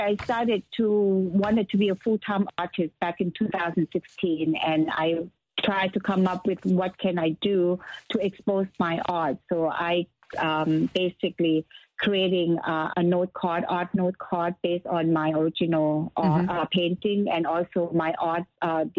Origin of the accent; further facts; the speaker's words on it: Thailand; moved away; I'm from Thailand